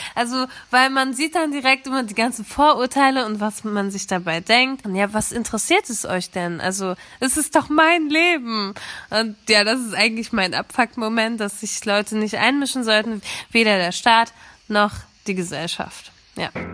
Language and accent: German; Germany; ich bin zwar in Deutschland geboren